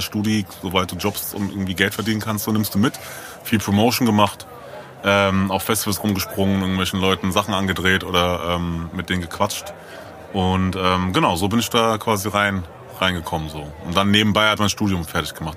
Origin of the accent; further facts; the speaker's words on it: Frankfurt am Main, Hesse, Germany; ich bin ja in der Ecke aufgewachsen, so, weißt du? Ich bin da aus Eckenheim so und bin irgendwie da groß geworden